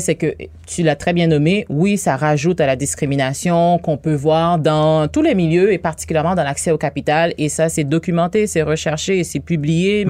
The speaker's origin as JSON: {"language": "French", "country": "Haiti", "tie": "born or raised there", "moved": "as an adult", "lives_now": "Quebec, Canada", "said": "je suis née en Haïti. Ah Ça fait 18 ans que je suis ici."}